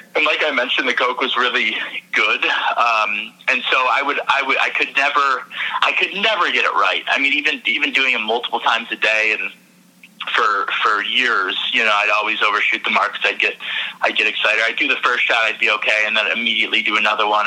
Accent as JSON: {"language": "English", "region": "Michigan", "country": "United States", "also_born_or_lived": "New York", "moved": "as an adult", "said": "I'm in Michigan now, and I'm originally from Michigan"}